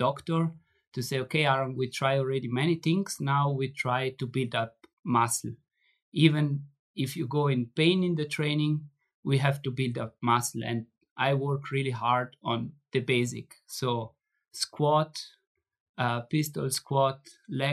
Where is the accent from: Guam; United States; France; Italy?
Italy; Merano, Trentino-Alto Adige; in Merano, I have in my hometown, I have a trainer which is working with me